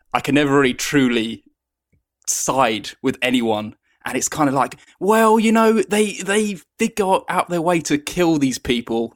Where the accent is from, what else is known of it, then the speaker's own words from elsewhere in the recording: United Kingdom; I'm from the United Kingdom